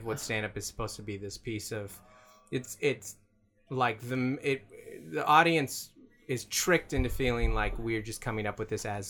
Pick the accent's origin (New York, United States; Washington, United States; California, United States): Washington, United States; Seattle; now in San Diego, United States; my little naive Seattleite self.